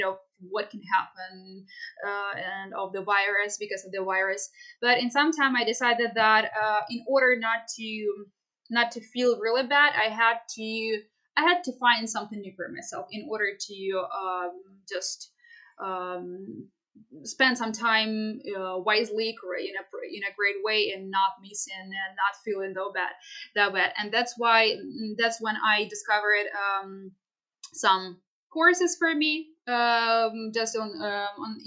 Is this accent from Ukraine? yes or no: yes; Kharkiv Oblast, Ukraine; I am from the Kharkiv district